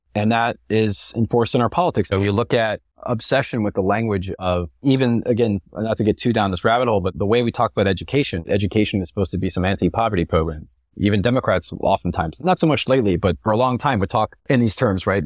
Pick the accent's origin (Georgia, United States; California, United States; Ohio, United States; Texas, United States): Texas, United States; moved away; I come from a pretty conservative family, which I suppose is typical of growing up in Texas as a white guy